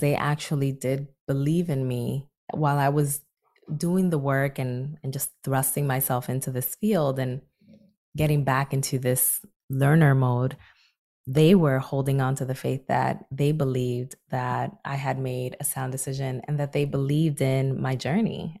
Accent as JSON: {"language": "English", "town": "Newark", "region": "New Jersey", "country": "United States", "tie": "born or raised there", "said": "my hometown of Newark, New Jersey"}